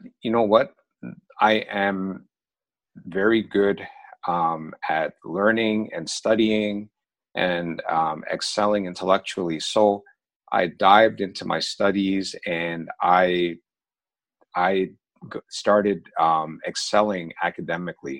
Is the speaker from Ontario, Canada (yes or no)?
yes; Oshawa, Ontario, Canada; also born or lived in London, England / Toronto; I was born in London, England. My parents were immigrants from Pakistan there. And they moved to Canada when I was very young. I was 5 years old. And we initially lived in Toronto for a couple of years. But then we moved to a smaller town / city east of Toronto, about 30 miles, called Oshawa.